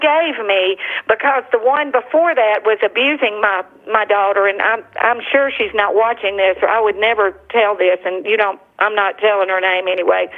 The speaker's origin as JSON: {"language": "English", "town": "Tuscaloosa", "region": "Alabama", "country": "United States", "tie": "born or raised there", "also_born_or_lived": "New Orleans, Louisiana", "moved": "yes", "said": "I was raised in Tuscaloosa"}